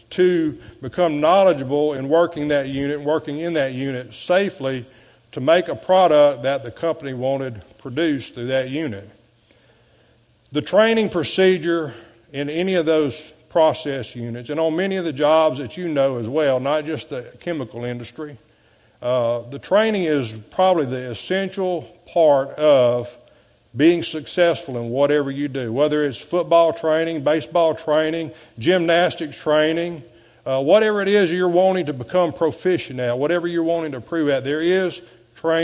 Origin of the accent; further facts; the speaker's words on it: DeQuincy, Louisiana, United States; moved away as an adult; now in Morgan City, United States; I left my hometown of De Quincy